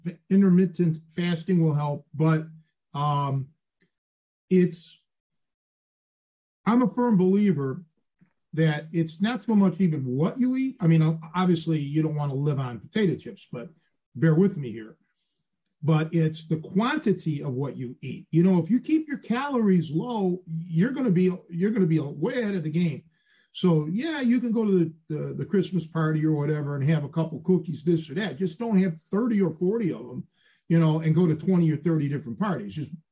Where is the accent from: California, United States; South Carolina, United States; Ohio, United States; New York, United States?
Ohio, United States; Cleveland; moved away as an adult; when I made the big move when I was a kid, when I was 23 from Cleveland to Chicago, there were things that I never thought I would miss. Like your barber, even the weatherman, the local newscasters, the Roman Burger